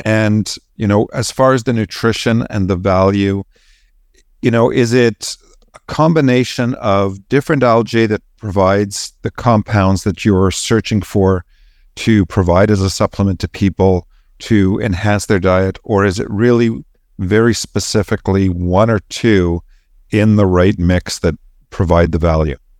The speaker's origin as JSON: {"language": "English", "country": "Canada", "moved": "yes", "said": "be a Canadian who managed to get out and explore the world"}